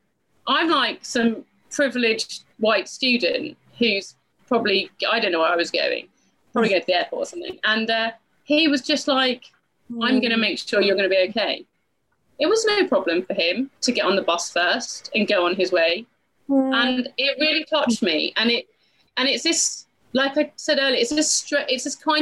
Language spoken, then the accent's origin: English; United Kingdom; I'm British